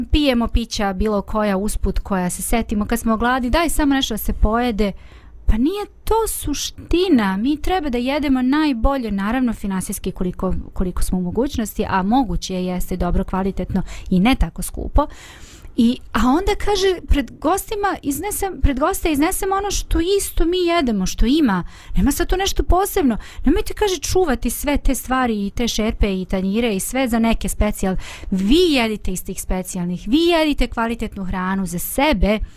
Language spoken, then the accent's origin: Croatian; Banja Luka, Republika Srpska, Bosnia & Herzegovina; ovde kod nas u Banja Luci